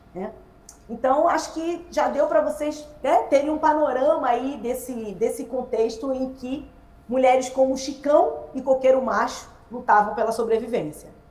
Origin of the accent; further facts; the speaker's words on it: Nilópolis, Rio de Janeiro, Brazil; also born or lived in Nova Iguaçu; Eu sou da Baixada Fluminense, eu sou nascida em Milópolis, é, né? na verdade nascida em Nova Iguaçu e criada em Milópolis